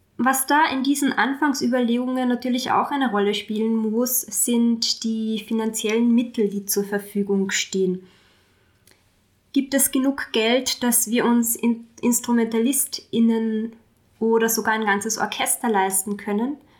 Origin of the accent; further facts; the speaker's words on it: Austria; hier bei uns in Österreich